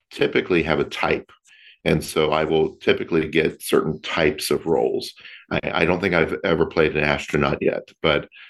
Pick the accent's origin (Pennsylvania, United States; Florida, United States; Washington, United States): Florida, United States; now in Long Beach, United States; I am originally from Florida. I grew up there and left Florida for California in 1999.